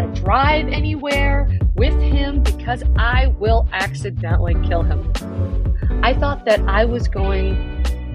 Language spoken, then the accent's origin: English; Los Angeles, California, United States; I was born in Los Angeles